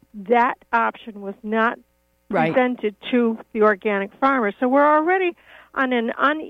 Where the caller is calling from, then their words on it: Dover-Foxcroft, Maine, United States; I'm from Dover, Foxcroft.